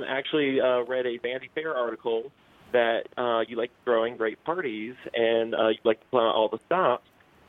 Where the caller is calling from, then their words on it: Georgia, United States; Hi, Andy. … I'm calling from Georgia.